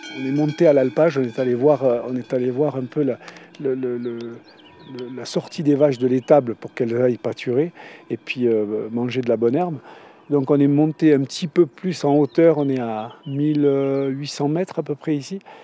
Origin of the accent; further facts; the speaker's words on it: Provence-Alpes-Côte d'Azur, France; moved away as an adult; now in Crans-Montana, Switzerland; Je suis né en France, je suis, fils, petit-fils d'hôtelier, restaurateur, pâtissier. Mes parents avaient un, aussi un hôtel Relais et Château, euh, à côté d'Aix-en-Provence, à nance pas exactement, dans le Var